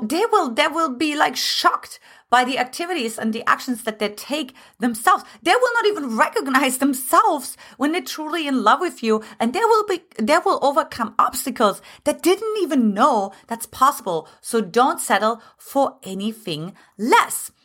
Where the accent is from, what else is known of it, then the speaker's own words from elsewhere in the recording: Germany; moved away as an adult; now in United States; originally I'm from Germany